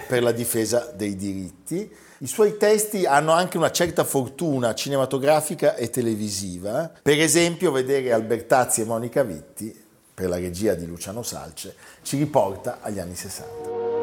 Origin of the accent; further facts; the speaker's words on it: Milan, Lombardy, Italy; noi che ogni tanto siamo un po' cattivelli da milanesi